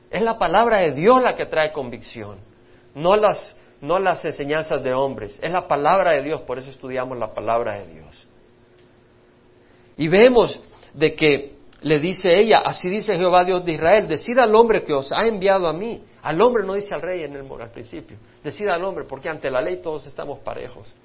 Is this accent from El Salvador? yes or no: yes; El Salvador; moved away; Nunca se me olvida cuando yo salí de la guerra civil de Salvador, mi hermano también, hemos salido de la guerra civil